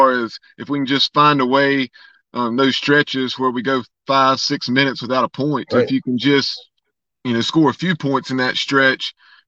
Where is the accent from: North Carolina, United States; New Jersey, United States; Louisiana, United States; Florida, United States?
North Carolina, United States; Lexington; moved away as an adult; also born or lived in Winston-Salem, North Carolina; I'm originally from Lexington. I went to North Davidson